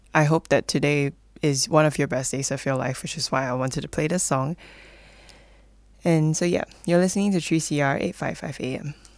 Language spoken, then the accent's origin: English; Malaysia; moved away as an adult; now in Melbourne, Australia; I'm originally from Malaysia, and I actually came all the way here to study